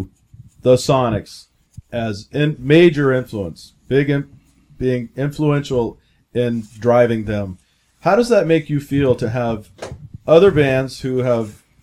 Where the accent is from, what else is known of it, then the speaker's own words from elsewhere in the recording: Tacoma, Washington, United States; growing up in Tacoma, people who are from Tacoma